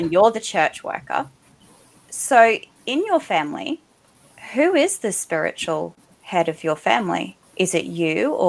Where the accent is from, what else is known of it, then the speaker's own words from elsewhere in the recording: Australia; like the ultimate joy of being Australian is snags at Bunnings.